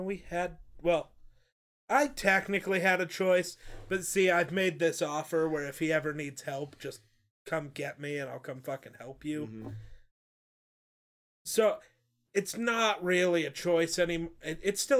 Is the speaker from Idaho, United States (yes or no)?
no; Wyoming, United States; We're from Wyoming.